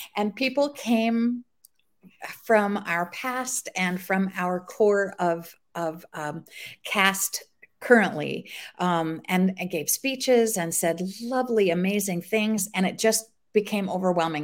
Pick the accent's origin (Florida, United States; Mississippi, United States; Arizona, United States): Arizona, United States; Scottsdale; moved away as an adult; now in Los Angeles, United States; I grew up in Scottsdale, Arizona